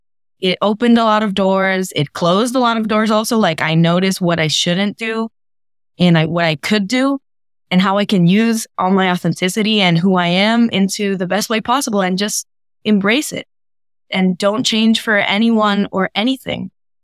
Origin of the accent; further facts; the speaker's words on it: Puerto Rico; moved away as an adult; also born or lived in Virginia, United States; now in United States; I was born in Puerto Rico, but then my father worked for the Navy. So from ages 1 to 4 or 5, I did live in Virginia.